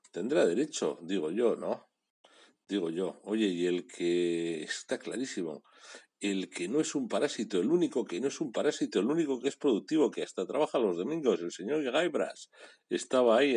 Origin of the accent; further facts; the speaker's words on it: Bilbao, Basque Country, Spain; hace 120 años, Bilbao perdió a dos grandes mujeres, a dos grandes bilbaínas, las cosas como son, y yo soy de Bilbao.